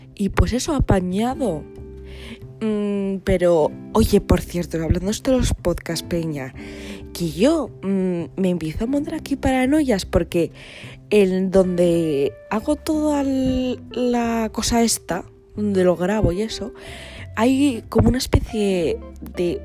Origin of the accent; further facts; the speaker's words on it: Asturias, Spain; yo soy asturiana